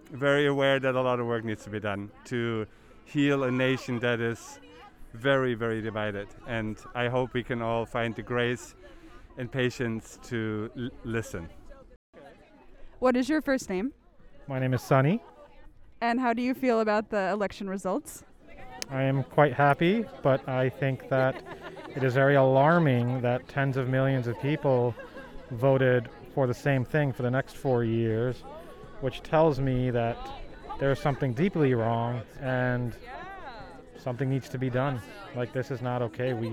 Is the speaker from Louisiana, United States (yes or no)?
no; Pennsylvania, United States; I'm very happy for my home state, Pennsylvania, to have come around.